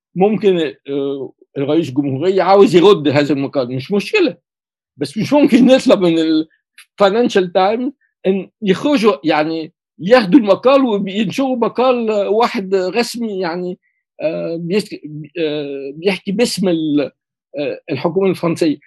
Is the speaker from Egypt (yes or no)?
yes; Cairo, Cairo Governorate, Egypt; now in France; ولدت في القاهرة